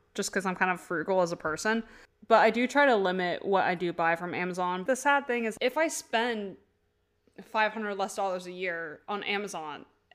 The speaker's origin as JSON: {"language": "English", "region": "Vermont", "country": "United States", "said": "I am from Vermont."}